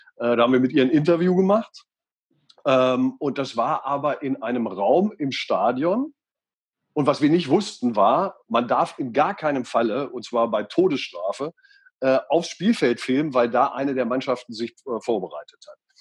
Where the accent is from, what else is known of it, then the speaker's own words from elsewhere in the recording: Göttingen, Lower Saxony, Germany; also born or lived in Einbeck; da bin ich geboren, ähm, man ja. sieht es mir gar nicht mehr an, und bin aufgewachsen in Göttingen